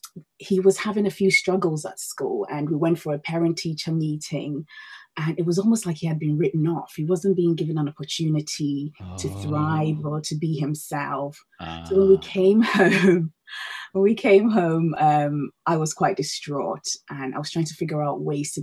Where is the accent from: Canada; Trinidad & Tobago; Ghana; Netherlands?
Ghana; also born or lived in Denmark / Australia; now in United Kingdom; Well, Vivek, I'm originally from Ghana, West Africa. I have been living in the UK since 2007, but before then I've moved around the world a fair bit.